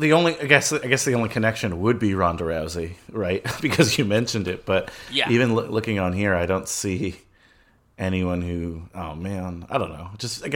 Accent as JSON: {"language": "English", "country": "United States", "tie": "born there", "said": "I don't speak for all Dominicans, obviously. I was born in America, and you know, but my grandparents, though, Joe, were born."}